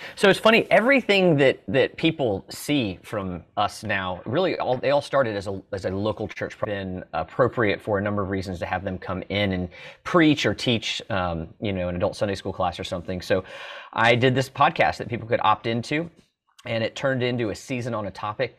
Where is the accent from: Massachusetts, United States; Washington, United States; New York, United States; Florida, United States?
Florida, United States; Orlando; moved away as an adult; also born or lived in Italy / Mississippi; I grew up in Orlando